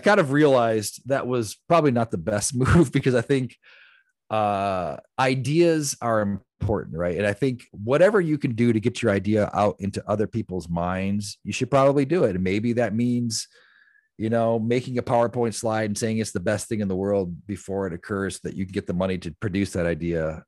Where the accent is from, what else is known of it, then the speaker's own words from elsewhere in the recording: the Rust Belt, Midwest, United States; I came from the Midwest, the Rust Belt, where you actually turned wrenches and built things